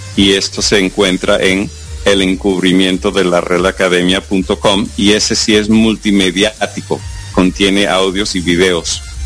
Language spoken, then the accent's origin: Spanish; United States; first language English; Spanish is a second language; pues también nací en los Estados Unidos, entonces soy estadounidense